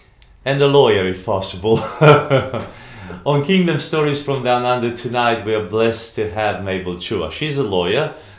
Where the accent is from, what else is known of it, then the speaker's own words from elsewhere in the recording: Romania; now in Australia; I grew up in Romania